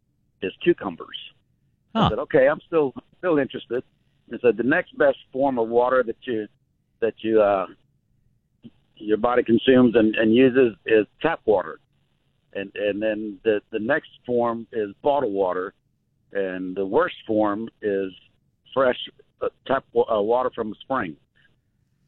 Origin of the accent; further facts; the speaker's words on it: Helotes, Texas, United States; now in Garden Ridge, United States; I'm from Helota